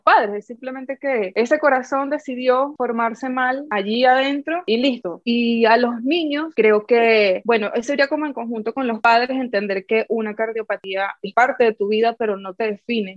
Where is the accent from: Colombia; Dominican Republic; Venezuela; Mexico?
Venezuela; Amazonas; moved away as an adult; also born or lived in Argentina; yo soy de Amazonas, Venezuela, es un pueblo muy chiquito